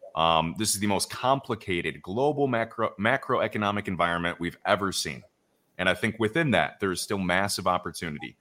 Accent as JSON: {"language": "English", "town": "Chicago", "region": "Illinois", "country": "United States", "moved": "as an adult", "lives_now": "Puerto Rico", "said": "I'm actually from Chicago"}